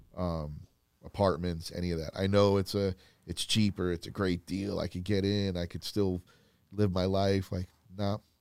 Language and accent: English; Florida, United States; moved away; I grew up in Florida